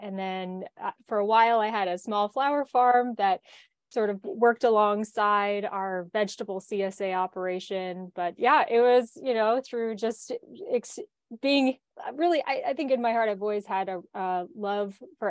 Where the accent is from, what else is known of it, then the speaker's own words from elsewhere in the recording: Columbus, Ohio, United States; Well, actually, I grew up in Columbus, Ohio, and I have farming in my family.